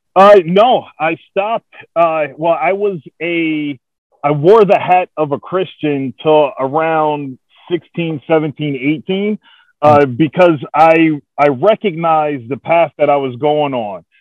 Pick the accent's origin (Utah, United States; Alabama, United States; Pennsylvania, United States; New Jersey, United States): New Jersey, United States; East Orange; moved away as an adult; now in Oklahoma, United States; I grew up in East Orange, New Jersey